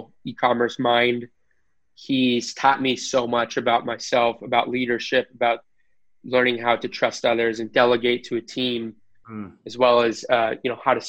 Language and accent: English; United States; I'm American